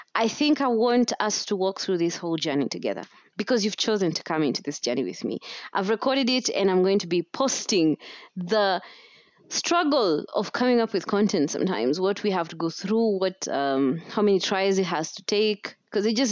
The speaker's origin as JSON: {"language": "English", "country": "Kenya", "said": "as a Kenyan podcaster or as a Kenyan content creator"}